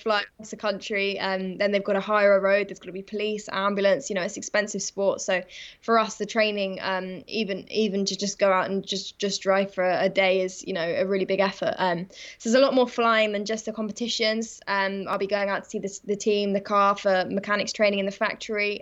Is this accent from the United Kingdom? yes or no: yes; England, United Kingdom; also born or lived in Kent; I'm from England